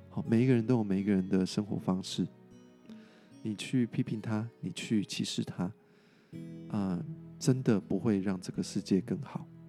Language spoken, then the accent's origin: Chinese; Taiwan; 我们台湾人做得很不错